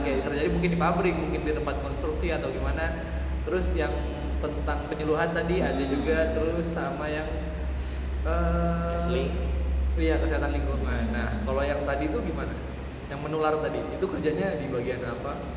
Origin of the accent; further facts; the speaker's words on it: Cilegon, Banten, Indonesia; moved away as an adult; now in Surakarta, Indonesia; gue sendiri Cilegon